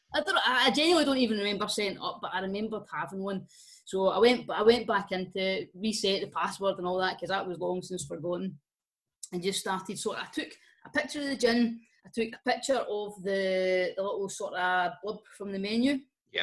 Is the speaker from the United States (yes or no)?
no; Scotland, United Kingdom; we're Scottish